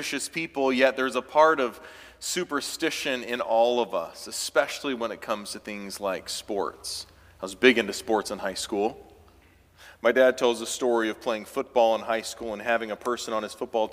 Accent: Clemson, South Carolina, United States; moved away; born and raised in Clemson, South Carolina

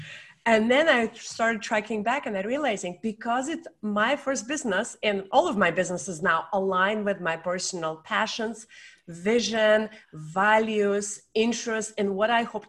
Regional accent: Saint Petersburg, Russia; also born or lived in Ann Arbor, Michigan, United States; now in United States; I was born in St. Petersburg, Russia, and I moved to America in 1993, and I call America my home now for almost 28 years. Uh-huh. I'm originally to Ann Arbor, Michigan. My stepfather is American.

